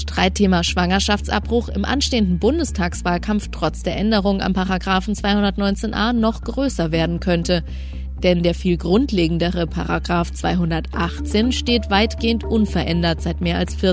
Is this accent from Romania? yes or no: no; Netherlands; now in Germany; ich komme selber ursprünglich aus den Niederlanden, wo das halt schon ganz normal ist, schon ganz lange Zeit.